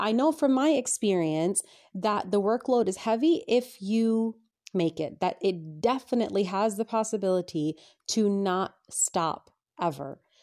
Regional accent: United States; moved away as an adult; now in England, United Kingdom; growing up in America

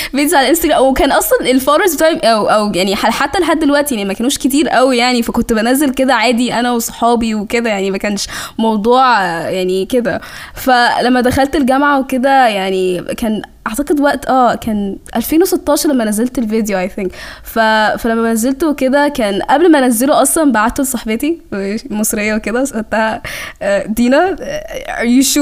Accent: Sudan; اقول لهم انا سودانيه

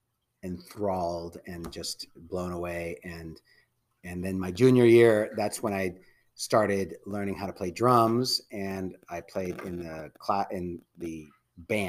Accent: Redwood City, California, United States; I grew up in Redwood City

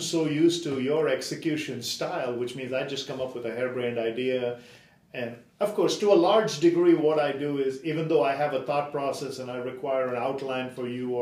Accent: India; moved away; I grew up in India

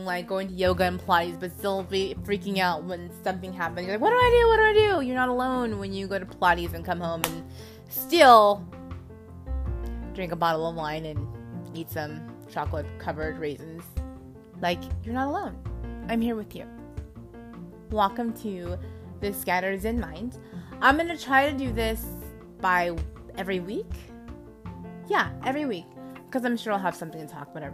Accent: California, United States; now in Oklahoma City, United States; I am from California, but I live in Oklahoma City right now for work

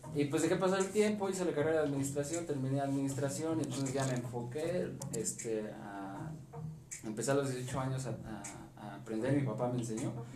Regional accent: Tlaxcoapan, Hidalgo, Mexico; soy guitarrista, músico de aquí del municipio de Tlaxcuapan

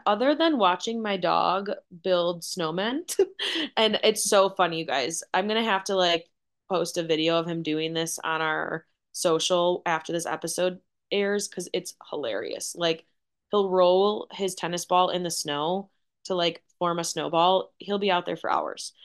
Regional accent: Wisconsin, United States; born and raised in Wisconsin

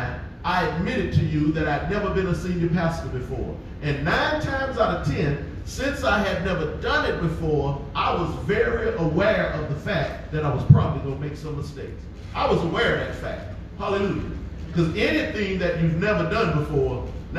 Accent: United States; as black folk growing up in America

